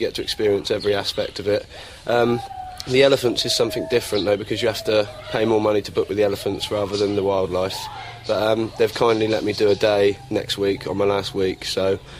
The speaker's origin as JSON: {"language": "English", "area": "Surrey", "region": "South East England", "country": "United Kingdom", "said": "Yeah, I come from Surrey in London, and I came to Thailand for the gibbons and the macaques."}